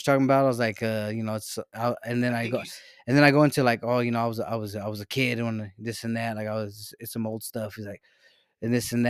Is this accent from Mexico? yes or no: yes; Mexico; born there; Look at me. I was born in Mexico.